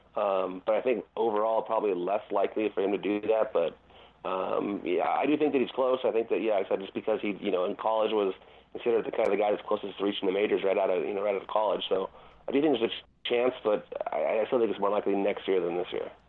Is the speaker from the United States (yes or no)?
yes; Glendora, California, United States; Glendora, uh, my hometown